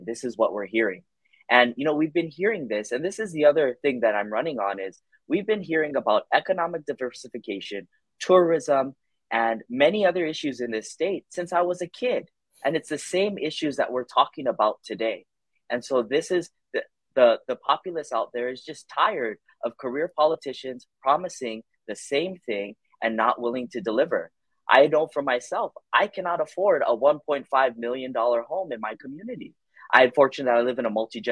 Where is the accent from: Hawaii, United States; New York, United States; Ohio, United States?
Hawaii, United States; Kailua; I'm born and raised in Kailua